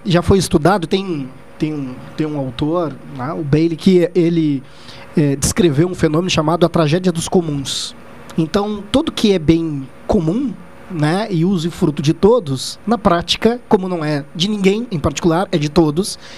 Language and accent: Portuguese; Pelotas, Rio Grande do Sul, Brazil; eu moro em Pelotas, sou pelotense